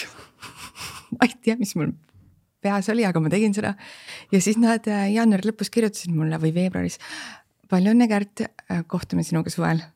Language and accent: Estonian; Estonia; me oleme just eestlased